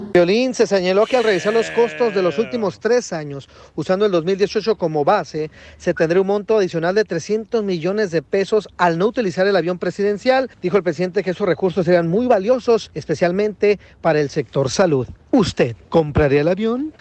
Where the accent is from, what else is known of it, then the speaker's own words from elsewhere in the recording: Jocotepec, Jalisco, Mexico; Soy de Jocotepe, Jalisco, donde se dan los machos